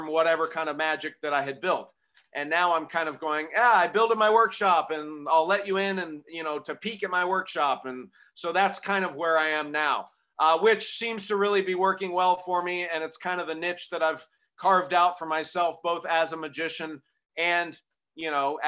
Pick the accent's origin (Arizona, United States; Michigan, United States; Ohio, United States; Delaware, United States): Arizona, United States; I grew up in Arizona